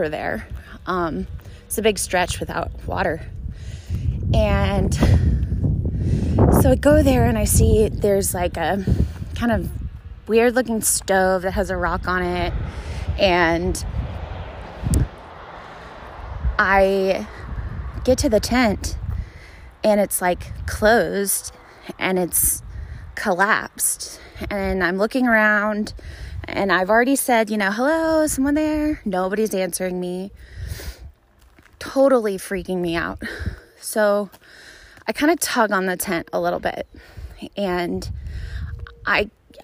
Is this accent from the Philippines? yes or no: no; Dallas, Texas, United States; I'm from Dallas